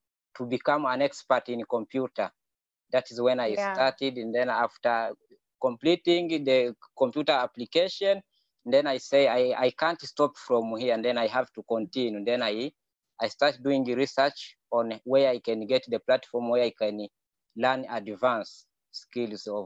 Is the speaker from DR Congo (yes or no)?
yes; DR Congo; moved away as an adult; now in Kakuma, Kenya; I'm from Democratic Republic of Congo